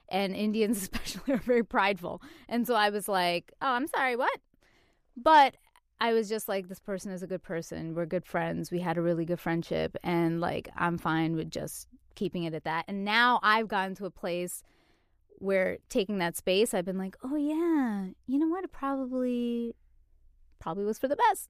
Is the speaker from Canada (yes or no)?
yes; Canada; moved away; I'm from Canada